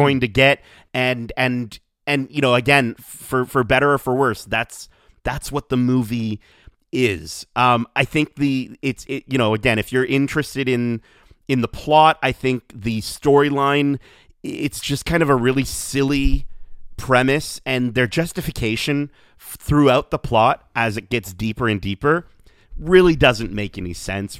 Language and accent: English; Canada; as a Canadian